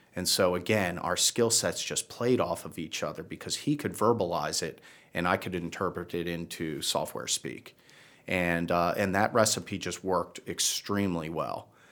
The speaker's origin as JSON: {"language": "English", "town": "Baltimore", "region": "Maryland", "country": "United States", "also_born_or_lived": "Virginia / Washington, D.C. area / New Jersey / New York City", "moved": "yes", "lives_now": "Charlotte, United States", "said": "originally from Baltimore"}